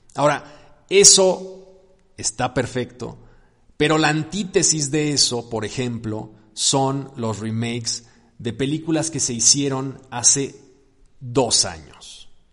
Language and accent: Spanish; Mexico; los mexicanos